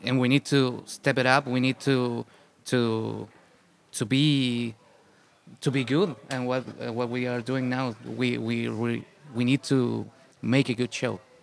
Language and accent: English; Santiago, Santiago Metropolitan Region, Chile; English is a second language; we are from the Santiago, which of course, it is the capital city